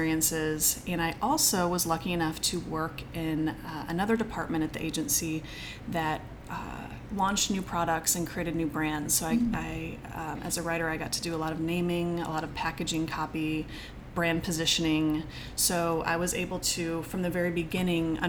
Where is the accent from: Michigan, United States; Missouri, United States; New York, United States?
Missouri, United States; St. Louis; I'm from St. Louis